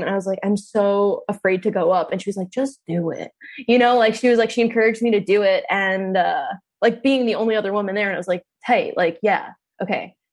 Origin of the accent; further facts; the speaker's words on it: New York City, New York, United States; moved away as an adult; also born or lived in Brooklyn; now in Austin, United States; I'm like from New York City, from that area.